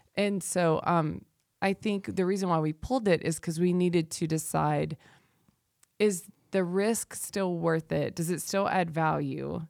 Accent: the South, United States; I'm from the South

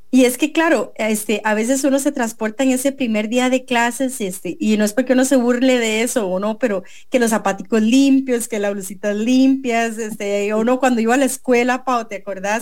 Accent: Costa Rica; como costarricenses

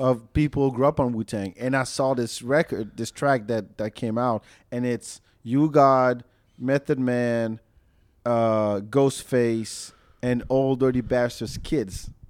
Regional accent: Austin, Texas, United States; we pride ourselves as the live music capital of the world

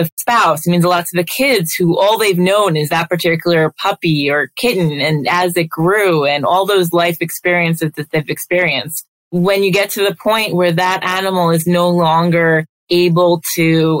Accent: Long Island, New York, United States; also born or lived in Delaware / Minnesota / Atlanta; I grew up here on Long Island

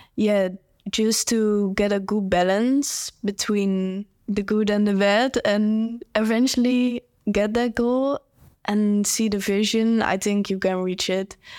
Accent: Netherlands; I'm a cyclist, and, um, I'm from the Netherlands

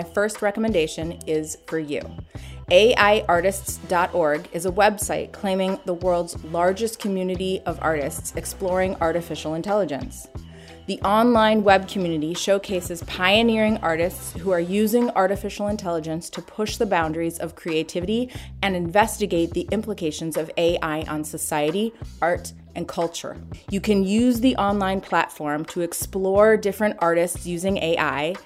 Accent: Minnesota, United States; my home state of Minnesota

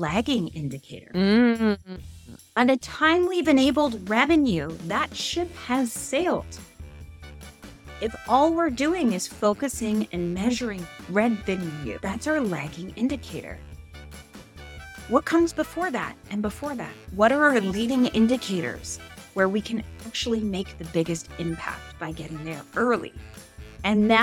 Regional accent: Canada; I'm Canadian

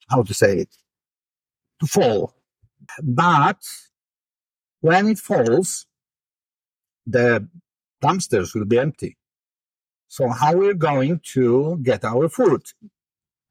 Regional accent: Poland; English is a second language; I was born and raised in Poland at the so-called real socialism era

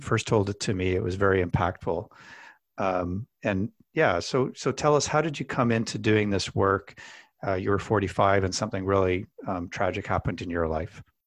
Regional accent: Alberta, Canada; I grew up in Alberta

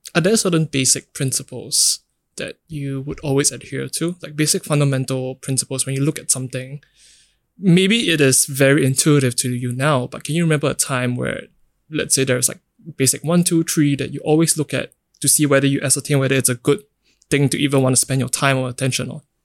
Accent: Singapore; growing up in Singapore

